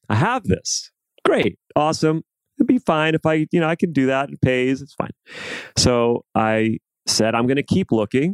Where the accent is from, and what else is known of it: New York City, New York, United States; born or raised there